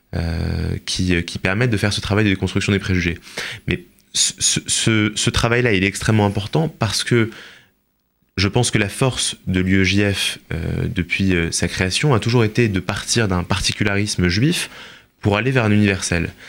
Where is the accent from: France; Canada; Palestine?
France; en tant que juif et en tant que français